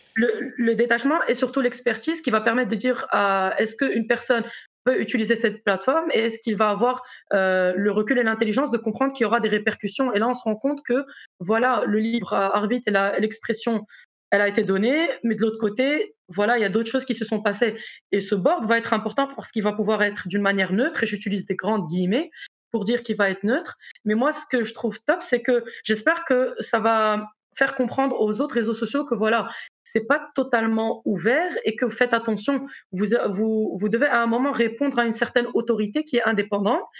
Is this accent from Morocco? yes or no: yes; Morocco; moved away as an adult; also born or lived in South Africa / Brazil / United States / France; now in Belgium; je suis marocaine